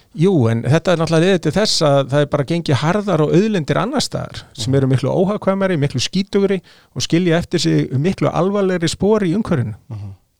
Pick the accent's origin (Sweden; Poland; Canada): Sweden; now in Iceland; ég ólst upp í Svíþjóð 70-80